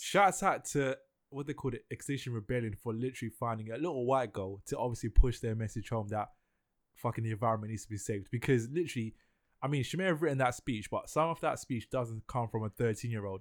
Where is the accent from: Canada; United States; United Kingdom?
United Kingdom; London; I'm from East London